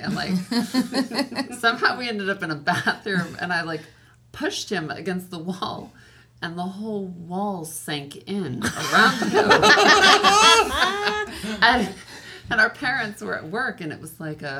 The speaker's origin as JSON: {"language": "English", "town": "Highland", "region": "California", "country": "United States", "tie": "born or raised there", "said": "The town's called Highland, but it's kind of in between here and Palm Springs."}